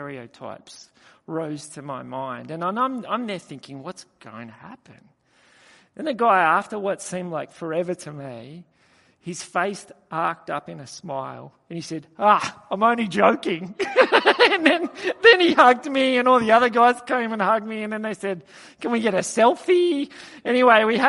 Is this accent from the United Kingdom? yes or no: no; Australia; I just said, "From Australia."